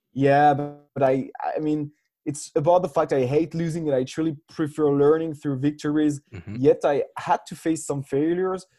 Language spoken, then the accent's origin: English; France; moved away as an adult; also born or lived in Switzerland / Reims, France / Dublin, Ireland; now in Berlin, Germany; I come from France, but I'm half French, half Swiss.